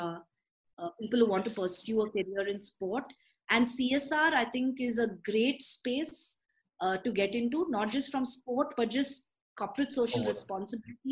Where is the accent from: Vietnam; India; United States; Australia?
India; I'm super proud as an Indian